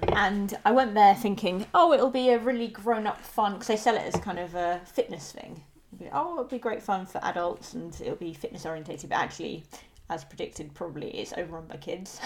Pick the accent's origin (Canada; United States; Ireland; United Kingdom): United Kingdom; London; as a Londoner